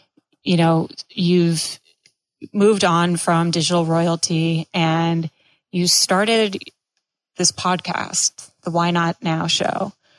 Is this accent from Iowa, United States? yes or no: no; Cape Cod, Massachusetts, United States; now in Florida, United States; I grew up on Cape Cod in Massachusetts